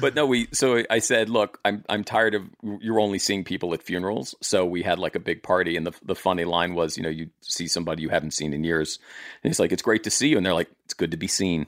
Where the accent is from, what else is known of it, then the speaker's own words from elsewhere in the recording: Maryland, United States; my family showed up in, like, sixteen thirty-four in Maryland, looked around, said, "This is nice," and stayed for four hundred years